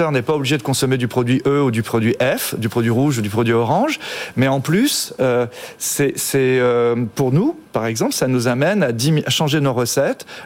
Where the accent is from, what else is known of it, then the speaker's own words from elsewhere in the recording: Brittany, France; breton, hein. je comprends que l'anglais, euh, petit breton.